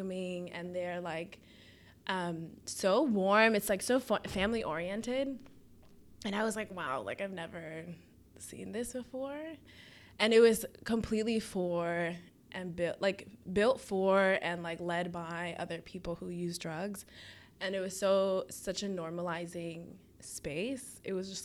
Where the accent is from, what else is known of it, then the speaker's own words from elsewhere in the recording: Rockland County, New York, United States; moved away as an adult; also born or lived in Boston; I'm from Rockland County, New York. So it's this suburban county, like pretty conservative